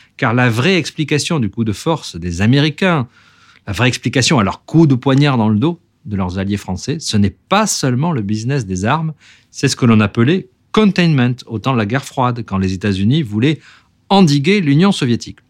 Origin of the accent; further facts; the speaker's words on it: French Polynesia; chez nous, à Tahiti